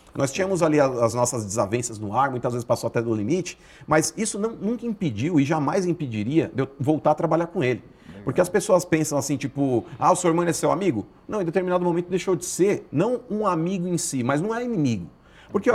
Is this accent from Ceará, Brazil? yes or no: no; São Paulo, Brazil; born or raised there